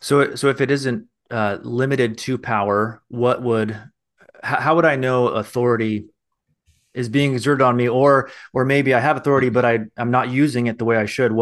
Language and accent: English; United States; I'm an American.